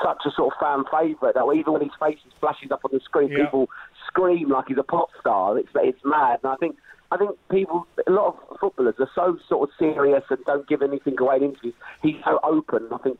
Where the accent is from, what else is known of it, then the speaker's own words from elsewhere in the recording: England, United Kingdom; we're English